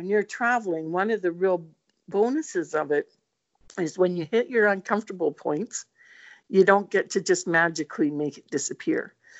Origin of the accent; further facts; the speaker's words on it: Northern Ireland, United Kingdom; Hey, I'm Northern Irish, right?